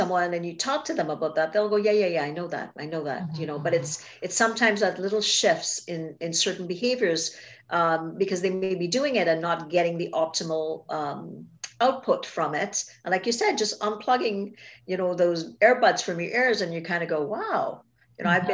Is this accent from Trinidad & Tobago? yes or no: yes; Trinidad & Tobago; I grew up in Trinidad and Tobago, in the Caribbean